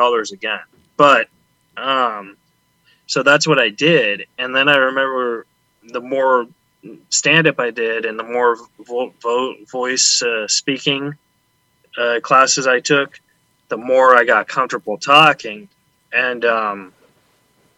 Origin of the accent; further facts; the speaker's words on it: Huntington Beach, California, United States; also born or lived in San Antonio, Texas; We moved to Orange County, so okay. Huntington Beach.